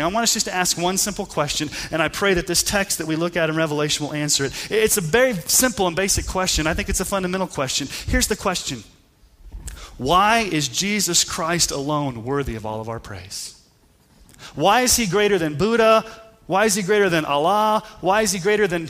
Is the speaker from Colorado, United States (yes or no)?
yes; Colorado Springs, Colorado, United States; I grew up in Colorado Springs